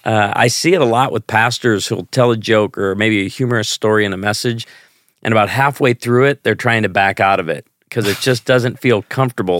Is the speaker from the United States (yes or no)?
yes; Chicago, Illinois, United States; now in Branson, Missouri, United States; I grew up in Chicago